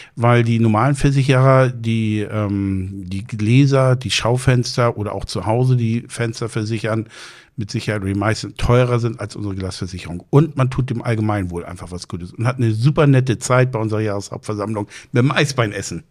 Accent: Plön, Schleswig-Holstein, Germany; moved away as an adult; now in Husum, Germany; Ich bin seit 99 in Husum. Ich bin ursprünglich aus Plön

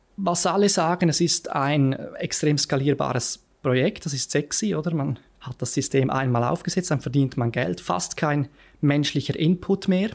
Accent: Lenzerheide, Graubünden, Switzerland; moved away as an adult; also born or lived in Zurich; ich bin auf der Lenzerheide aufgewachsen

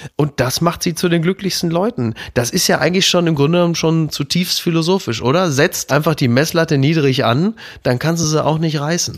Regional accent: Ruhr area, North Rhine-Westphalia, Germany; Ich komme ja aus dem Ruhrgebiet

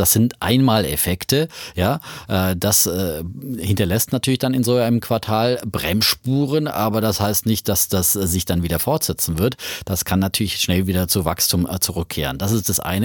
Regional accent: Bavaria, Germany; bei mir in Bayern, wo ich herkomme. Ich bin in den Genuss von Wirtschaft und Rechtunterricht gekommen

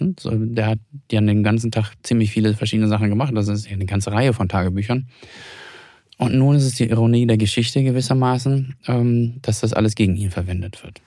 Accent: Hamburg, Germany; Ich komme ja selbst aus Hamburg

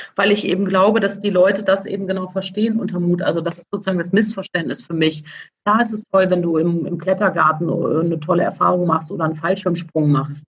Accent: Cologne, North Rhine-Westphalia, Germany; als Kölnerin

